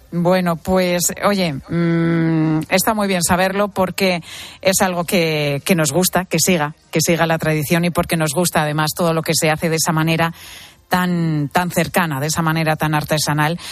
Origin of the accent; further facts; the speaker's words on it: Venezuela; moved away as an adult; cuando me fui de mi país, me fui de Venezuela y ya no iba a vivir más allí